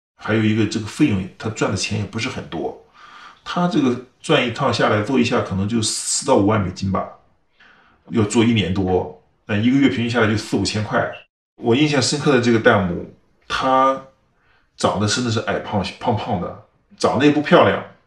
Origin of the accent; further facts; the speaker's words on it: China; now in California, United States; 我是想维护我们中国人的形象